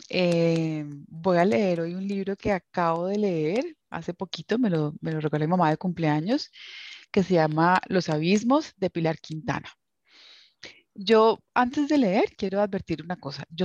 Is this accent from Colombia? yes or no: yes; Cali, Valle del Cauca, Colombia; el libro se desarrolla en la Cali en la que yo crecí, en la Cali de los setentas.